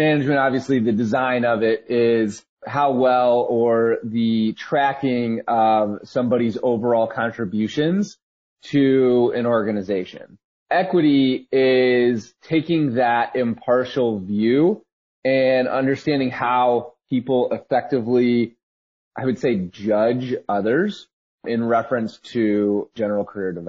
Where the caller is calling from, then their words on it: Austin, Texas, United States; I am calling in from Austin, Texas.